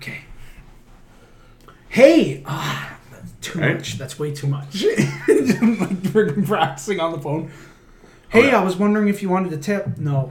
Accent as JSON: {"language": "English", "country": "Canada", "said": "We're Canadian creators"}